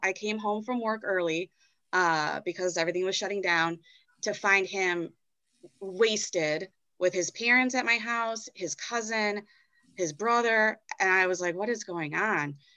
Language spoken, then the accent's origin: English; Chicago, Illinois, United States; moved away as an adult; also born or lived in Indianapolis; I'm from Chicago